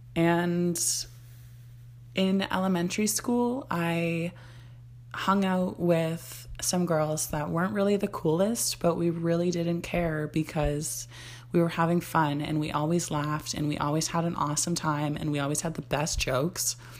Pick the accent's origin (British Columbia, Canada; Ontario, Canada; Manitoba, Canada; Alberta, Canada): Ontario, Canada; Barrie; I was born in Barrie, Ontario, Canada, which I live in Ontario, Canada now